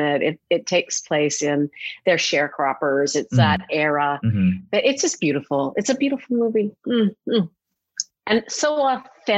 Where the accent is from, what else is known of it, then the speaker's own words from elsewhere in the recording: Edmonton, Alberta, Canada; also born or lived in Manhattan, New York; now in New York, United States; Edmonton, Alberta, my hometown.